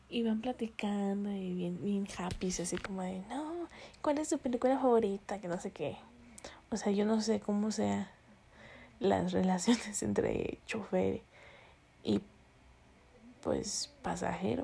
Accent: northern Mexico, Mexico; accent: medio norteño; se me sale el acento medio norteño

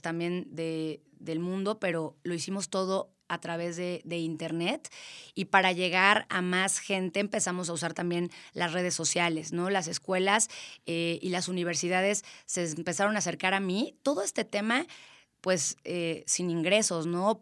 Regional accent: Querétaro, Mexico; yo soy orgullosamente queretana. Este, mis papás no son queretanos, pero yo soy totalmente queretana

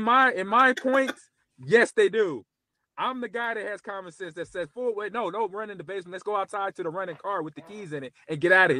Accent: Los Angeles, California, United States; I had some close family friends that I grew up with in the Los Angeles area.

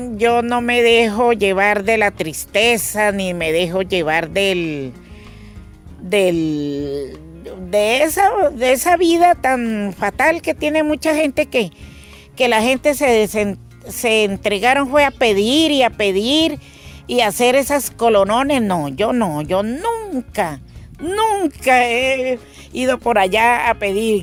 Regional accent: Valparaíso, Caquetá, Colombia; moved away; soy caqueteña Mm, orgullosamente caqueteña. Mi tierra real donde nací se llama Valparaíso

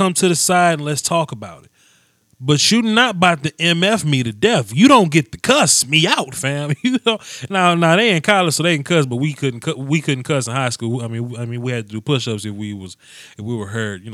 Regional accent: Natchez, Mississippi, United States; I'm from Natchez, 100%

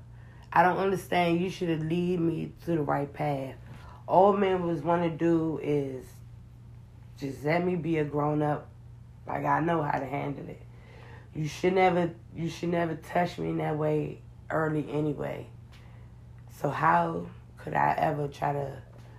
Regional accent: United States; I'm American

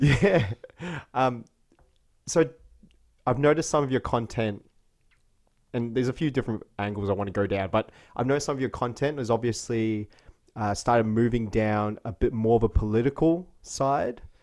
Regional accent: Melbourne, Victoria, Australia; Australia, yeah, Australia, Melbourne

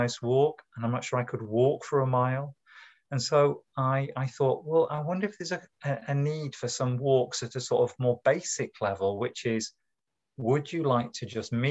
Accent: the north of England, United Kingdom; moved away as an adult; now in Cambridge, United Kingdom; I'm originally from the north of England, as you can hear by the timbre of my accent

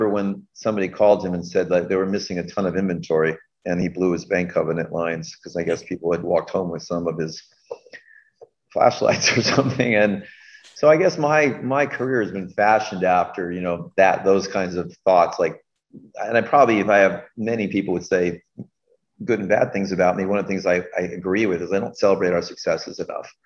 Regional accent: Stamford, Connecticut, United States; I grew up in Stamford, Connecticut

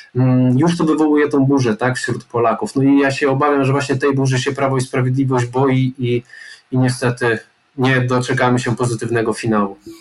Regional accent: Iława, Warmian-Masurian Voivodeship, Poland; pochodzę z małego miasta, jakim jest Iława

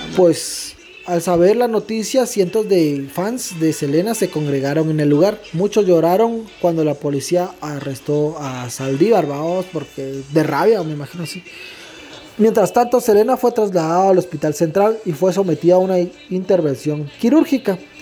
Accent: Guatemala; somos guatemaltecos

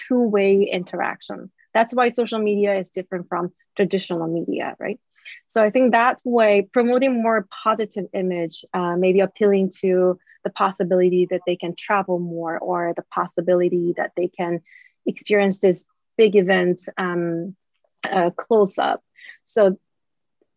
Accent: South Korea; moved away; actually I am originally from Korea

